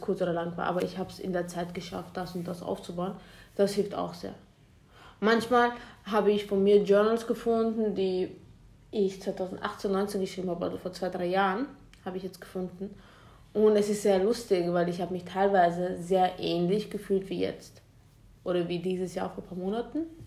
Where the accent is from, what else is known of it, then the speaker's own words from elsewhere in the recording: Vienna, Austria; wir kommen ja aus Wien, wir kommen aus Österreich